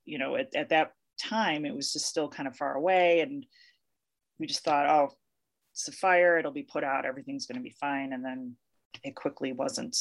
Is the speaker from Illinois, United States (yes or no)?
yes; Chicago, Illinois, United States; now in Colorado, United States; I am originally from Chicago, but I've lived in Colorado and for a bit more than 20 years